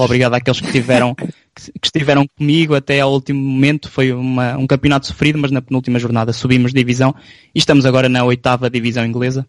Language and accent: Portuguese; São João da Pesqueira, Norte, Portugal; Nós somos São João da Pesqueira